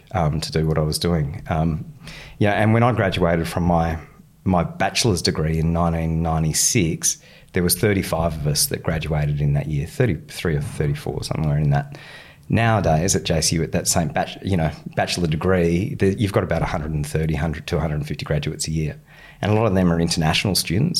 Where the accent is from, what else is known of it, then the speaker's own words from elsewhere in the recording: Western Australia, Australia; moved away; I grew up in Western Australia